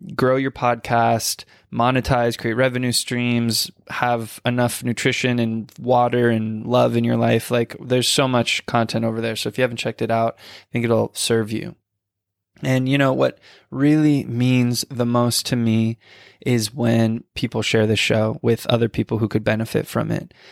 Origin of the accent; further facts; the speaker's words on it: Sedona, Arizona, United States; moved away; Sedona, which is actually where I grew up